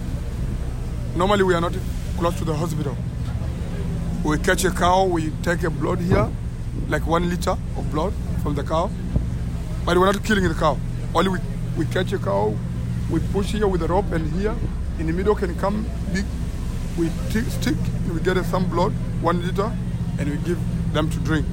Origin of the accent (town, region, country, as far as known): Tanzania; accent: Maasai